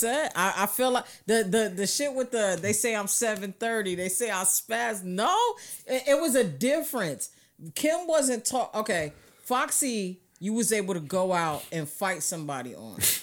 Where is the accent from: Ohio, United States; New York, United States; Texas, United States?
New York, United States; moved away; also born or lived in New Jersey; I'm from New York